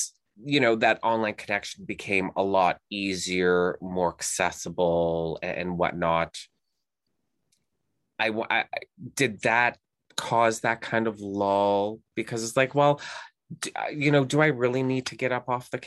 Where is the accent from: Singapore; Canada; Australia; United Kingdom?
Canada; also born or lived in Houston, Texas; everyone knows I'm Canadian. I'm here in Canada